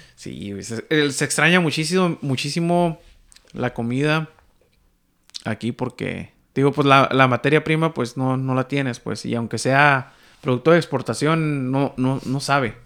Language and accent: Spanish; Baja California, Mexico; now in Vancouver, Canada; yo soy del Pacífico, de la Baja